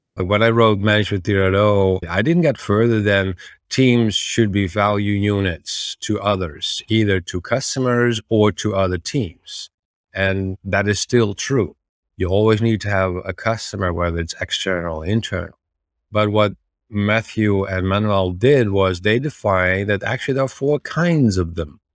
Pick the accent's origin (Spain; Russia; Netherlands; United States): Netherlands; I'm from the Netherlands, originally a software engineer